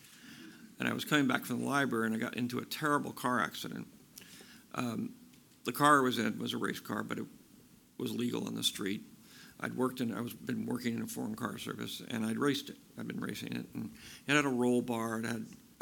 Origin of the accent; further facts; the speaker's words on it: Bay Area, California, United States; This is my hometown. This is where I grew up. I grew up about 50, 60 miles east of here, and the Bay Area has always been where I live